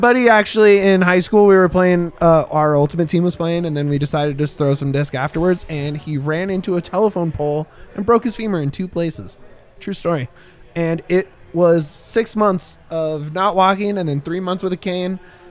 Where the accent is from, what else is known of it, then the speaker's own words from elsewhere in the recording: Fresno, California, United States; As a child of Fresno, California